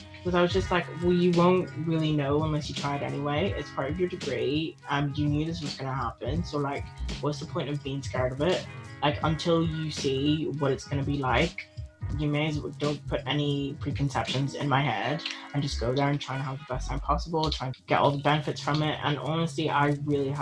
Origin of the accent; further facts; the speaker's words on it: Belfast, Northern Ireland, United Kingdom; also born or lived in Ghana / England; I moved to Belfast like completely, I actually, like, my parents were already here and I came from Ghana on my own